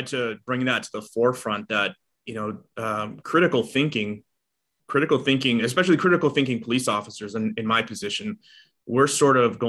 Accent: Boston, Massachusetts, United States; moved away as an adult; now in Los Angeles, United States; I was born and raised in Boston. You know, I moved out here in 2008

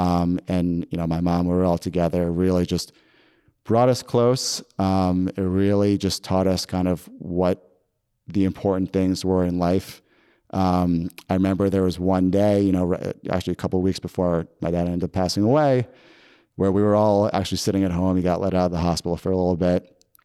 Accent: New York, United States; I grew up in Westchester around the city

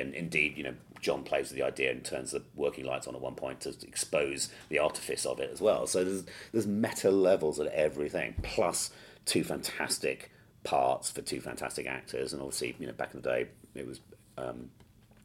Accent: Sussex, South East England, United Kingdom; now in London, United Kingdom; I grew up in Sussex on the south coast.

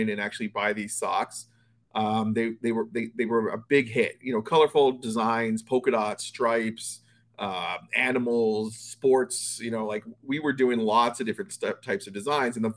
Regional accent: Toronto, Ontario, Canada; now in Florida, United States; I'm actually from Toronto originally. I grew up there.

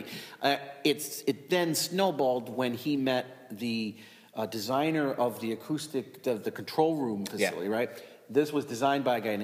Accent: Rome, New York, United States; Born in Rome. Born and raised in Rome.

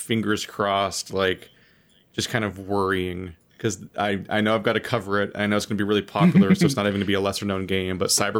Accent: United States; I'm American.

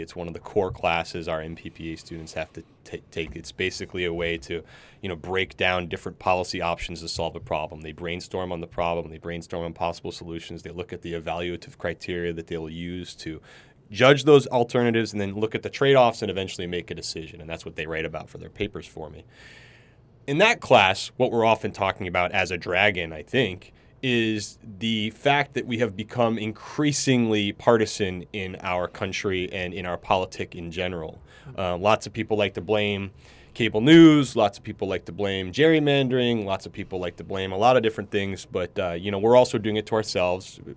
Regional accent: Ridgefield, Connecticut, United States; also born or lived in New York City; we moved out of New York City when I was about ten, and we moved up to the suburbs about an hour north in a small town in, called Ridgefield, Connecticut

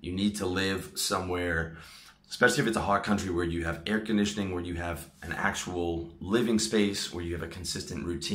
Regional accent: Toronto, Ontario, Canada; moved away as an adult; also born or lived in Philippines; now in Thailand; my hometown of Toronto

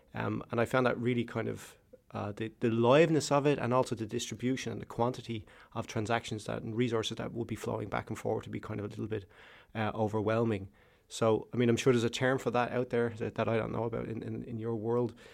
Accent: Ireland; Ireland. I'm Irish

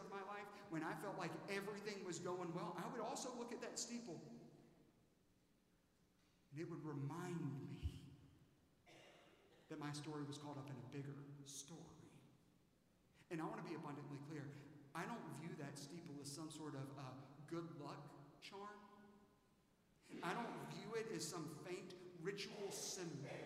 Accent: Aiken, South Carolina, United States; now in Dallas, United States; when I was a kid in Aiken, South Carolina, I went to Millbrook Elementary School

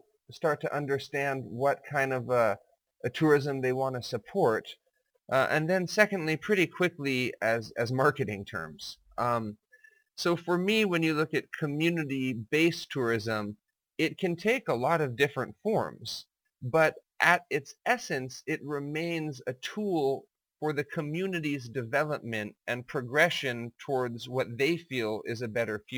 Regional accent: Kathmandu, Bagmati, Nepal; moved away as an adult; now in Thailand; I was born and raised in Kathmandu, Nepal.

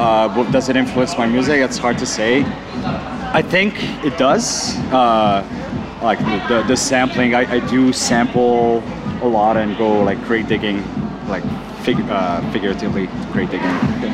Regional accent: Ottawa, Ontario, Canada; It's my hometown

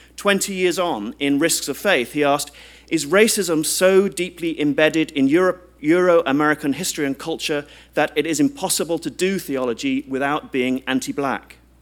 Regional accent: United Kingdom; as a British citizen

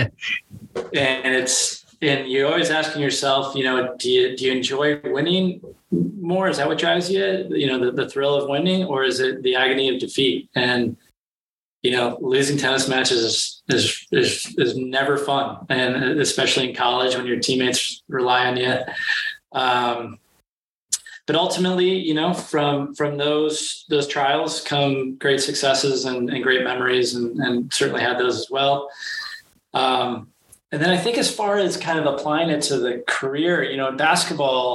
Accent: Northern California, United States; moved away as an adult; also born or lived in Evanston / Chicago; growing up in Northern California

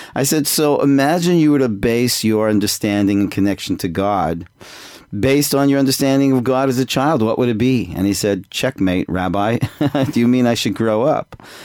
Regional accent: Toronto, Ontario, Canada; moved away as an adult; now in Jerusalem, Israel; I'm I'm originally from Canada, Toronto, uh, but I moved to I went to Israel when I was 18 and ended up staying there. So I live in Israel right now in Jerusalem

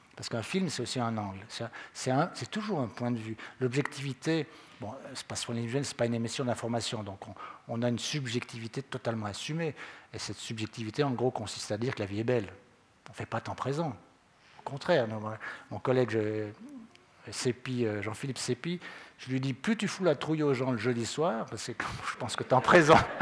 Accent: Vaud, Switzerland; on est trop de Vaudois

